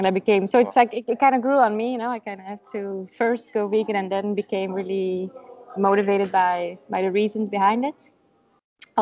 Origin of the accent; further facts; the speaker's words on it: Brussels, Brussels-Capital Region, Belgium; first language Dutch; English is a second language; also born or lived in Madrid, Spain; I'm from Belgium. I was born in Brussels. My parents are Dutch. So I grew up, living in Brussels, but speaking mostly Dutch